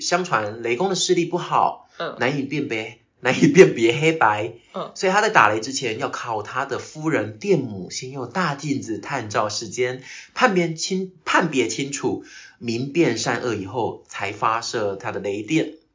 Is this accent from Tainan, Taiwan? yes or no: yes; Tainan, Taiwan; first language Taiwanese Hokkien; also born or lived in Kaohsiung / Australia; 因为我的老家在台南，嗯。台南归园那边，那归园我们每次回高雄就会经过官庙